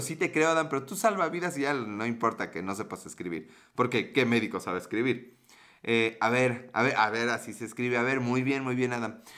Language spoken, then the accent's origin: Spanish; Mexico; como mexicano